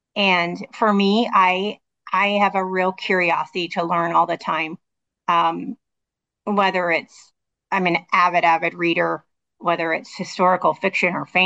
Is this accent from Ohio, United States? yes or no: no; Washington, United States; moved away as an adult; also born or lived in Modesto, California; I was born in Washington State, graduated from Washington State